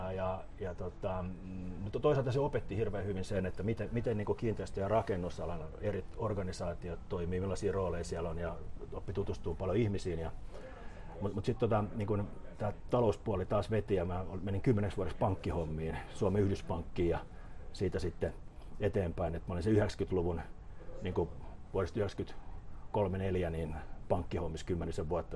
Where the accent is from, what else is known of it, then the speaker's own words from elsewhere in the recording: Helsinki, Uusimaa, Finland; also born or lived in Pihlajamäki / Hakunila, Vantaa; mä synnyin, synnyin niin kuin Kallio, Kalliossa, asuttiin Porvo, Porvoon kadulla siinä niin kuin Brahen kentän Brakun laidalla. Ja, ja tota, mutta mut, niin koulut mä oon käynyt tuolla tota, niin kuin pääkaupunkiseudun lähiöissä